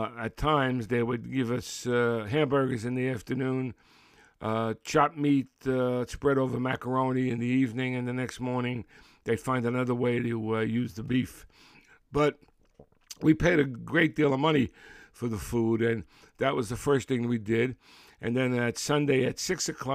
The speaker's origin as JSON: {"language": "English", "town": "Brooklyn", "region": "New York", "country": "United States", "tie": "born or raised there", "said": "growing up in Brooklyn in the 50s"}